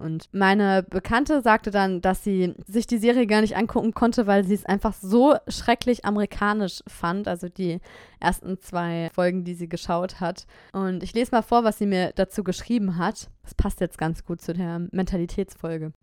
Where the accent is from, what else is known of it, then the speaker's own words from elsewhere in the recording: Germany; moved away as an adult; now in France; meine beiden Eltern sind beide Deutsche und ich bin in Deutschland geboren